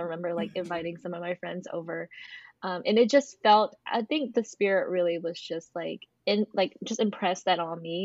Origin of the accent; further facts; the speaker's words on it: North Carolina, United States; I'm from North Carolina.